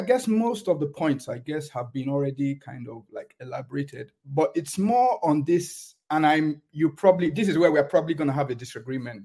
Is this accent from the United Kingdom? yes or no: yes; England, United Kingdom; moved away as an adult; now in Germany; I was born in England